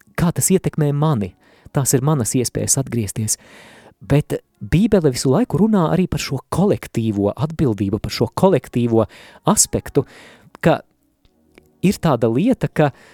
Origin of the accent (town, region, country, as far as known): Latvia